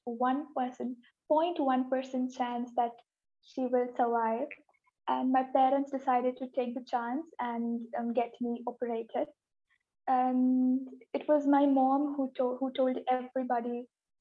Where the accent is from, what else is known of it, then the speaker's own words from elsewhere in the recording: India; I am from India and I am 18 years old.